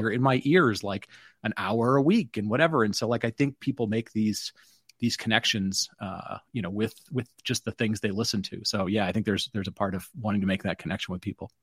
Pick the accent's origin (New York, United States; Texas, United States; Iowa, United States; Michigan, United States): Michigan, United States; Detroit; I grew up in Detroit